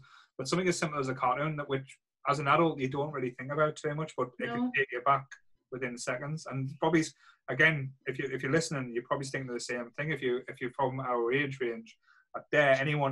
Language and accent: English; Sunderland, North East England, United Kingdom; growing up in Rye in Sunderland